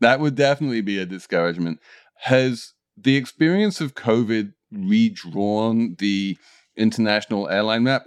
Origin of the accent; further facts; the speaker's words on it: United Kingdom; As a Brit